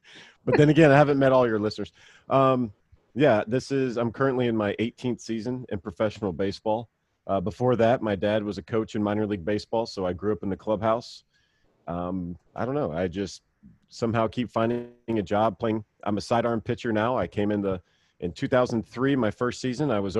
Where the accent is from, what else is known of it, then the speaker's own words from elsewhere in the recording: Mississippi, United States; we live, you know, kind of off the beaten path growing up in Mississippi